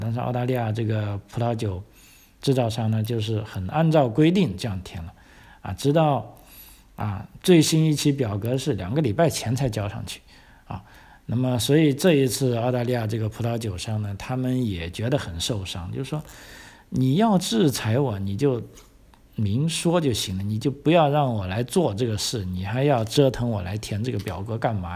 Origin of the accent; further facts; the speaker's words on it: China; now in Australia; 我们中国人